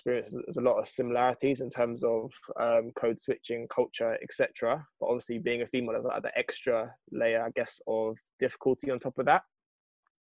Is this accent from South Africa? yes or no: no; London, United Kingdom; growing up in London and then like working in London